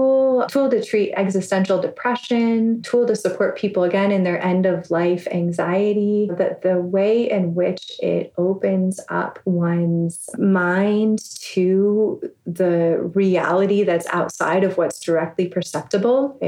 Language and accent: English; Bay Area, California, United States; me growing up in the Bay Area